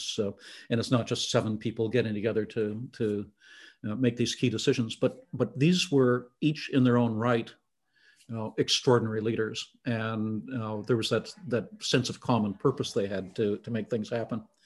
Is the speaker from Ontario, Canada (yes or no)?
yes; Southern Ontario, Canada; I'd grown up there, I'd been educated there, I'd had my first job there.